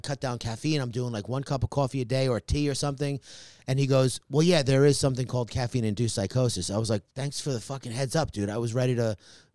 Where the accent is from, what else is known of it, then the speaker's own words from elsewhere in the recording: New York, United States; I'm from New York